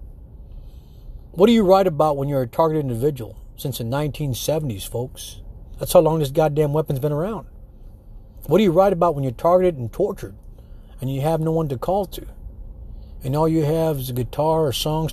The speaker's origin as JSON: {"language": "English", "country": "United States", "said": "as an American citizen"}